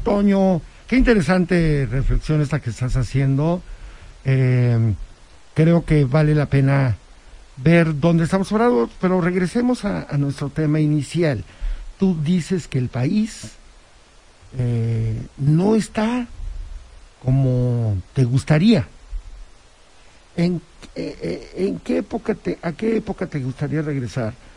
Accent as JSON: {"language": "Spanish", "town": "Huauchinango", "region": "Puebla", "country": "Mexico", "tie": "born or raised there", "moved": "yes", "lives_now": "Puebla, Mexico", "said": "allá en Huachinango, de donde soy originario"}